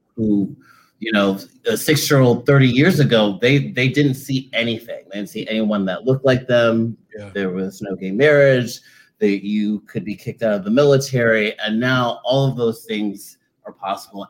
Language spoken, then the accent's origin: English; Charleston, South Carolina, United States; from Charleston, South Carolina